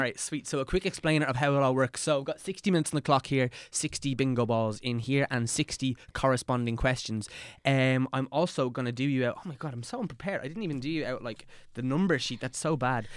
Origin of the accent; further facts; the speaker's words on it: Dublin, Leinster, Ireland; We're kind of from the same neck of the woods